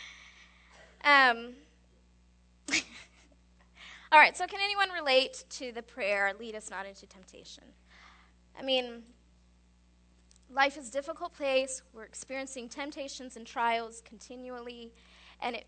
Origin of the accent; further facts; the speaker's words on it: Indianapolis, Indiana, United States; now in San Antonio, United States; I grew up in Indianapolis, Steve and I both did